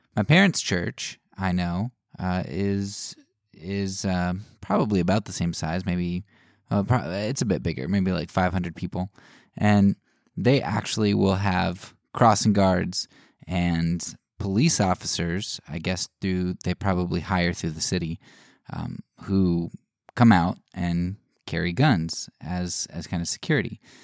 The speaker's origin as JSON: {"language": "English", "country": "United States", "said": "as an American"}